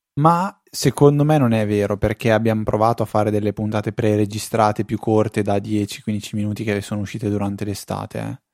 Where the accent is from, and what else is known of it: Italy